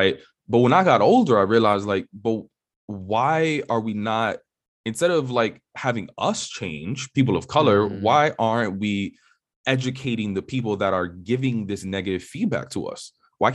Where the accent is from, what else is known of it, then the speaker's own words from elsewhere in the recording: New York City, New York, United States; So for perspective, I grew up in New York City on the Upper West Side of Manhattan.